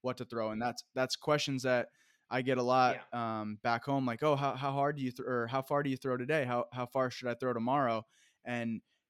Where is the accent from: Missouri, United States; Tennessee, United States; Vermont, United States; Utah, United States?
Vermont, United States; moved away; I'm from Vermont